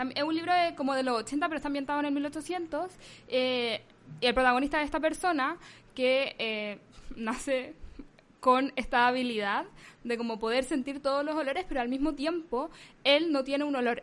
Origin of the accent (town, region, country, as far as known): Chile; now in United States